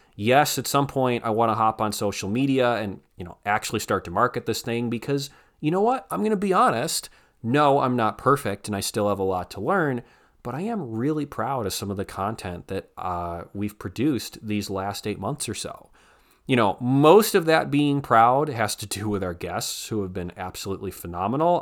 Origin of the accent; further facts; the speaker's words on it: Northeast Ohio, United States; moved away as an adult; I'm from Northeast Ohio